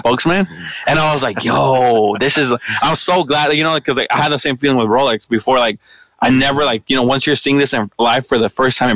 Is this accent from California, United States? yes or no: yes; Los Angeles, California, United States; I grew up in South Central